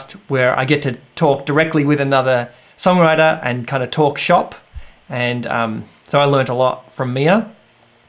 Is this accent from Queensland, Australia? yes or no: no; Geelong, Victoria, Australia; where I grew up in Geelong